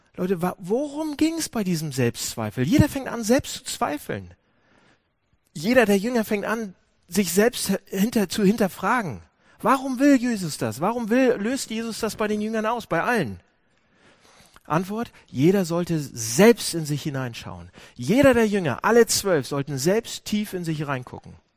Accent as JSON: {"language": "German", "region": "Hamburg", "country": "Germany", "said": "Wir sind, wir sind Hamburger"}